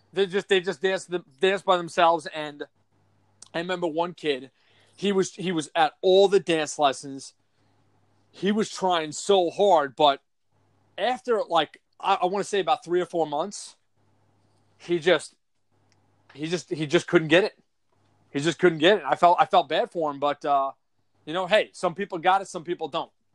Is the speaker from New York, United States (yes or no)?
yes; New York, United States; also born or lived in San Antonio, Texas; I'm from New York